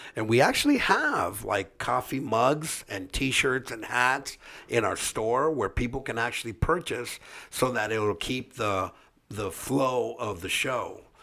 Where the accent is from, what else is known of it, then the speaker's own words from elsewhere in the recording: Orange County, California, United States; we grew up here in Orange County